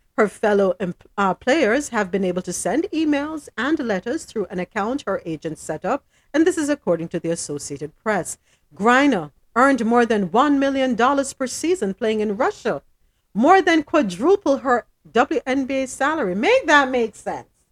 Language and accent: English; Jamaica; I'm Jamaican